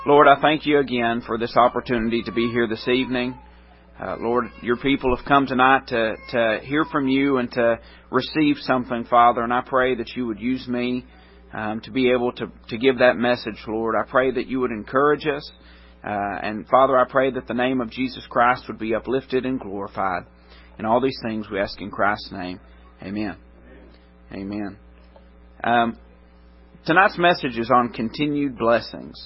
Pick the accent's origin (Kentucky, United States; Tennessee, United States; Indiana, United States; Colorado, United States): Tennessee, United States; Middle; I grew up in Middle Tennessee